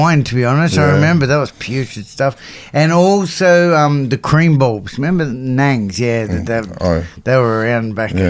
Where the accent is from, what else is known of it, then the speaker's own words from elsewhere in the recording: Sydney, New South Wales, Australia; also born or lived in Bossley Park; But I grew up in Cabra. Back in my day, I should just add, you know, like the Vietnamese community, there was only three Vietnamese in my whole school